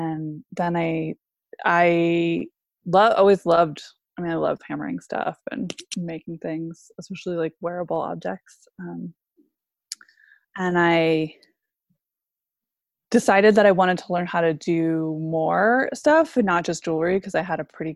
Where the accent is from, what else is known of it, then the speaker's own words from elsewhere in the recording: Maine, United States; also born or lived in Alaska; I grew up mostly in Maine